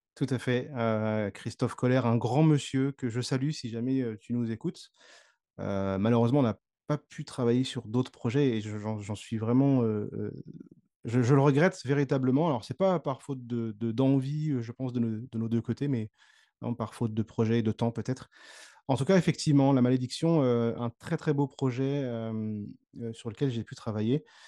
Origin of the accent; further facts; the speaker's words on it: Le Havre, Normandy, France; je suis natif donc de Normandie, du, du Havre plus précisément